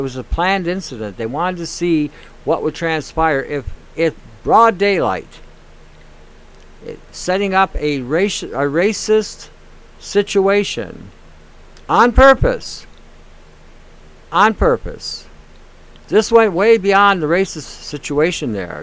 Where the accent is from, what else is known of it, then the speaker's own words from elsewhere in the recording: Detroit, Michigan, United States; now in Canada; I grew up in Detroit when I was younger, and I saw firsthand the violence